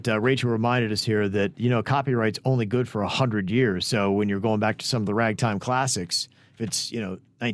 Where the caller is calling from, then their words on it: Miami, Florida, United States; hey, guys, just wanted to say love you all. I'm from Miami.